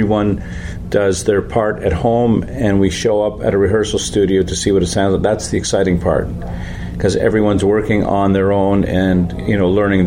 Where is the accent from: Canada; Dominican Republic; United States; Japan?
Canada; we're from Canada